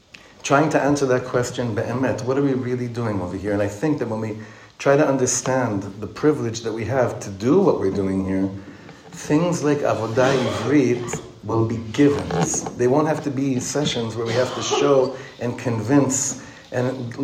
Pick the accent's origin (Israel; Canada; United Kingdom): Israel; Ra'anana, Central District; moved away as an adult; now in Efrat, Israel; I grew up in Ranana.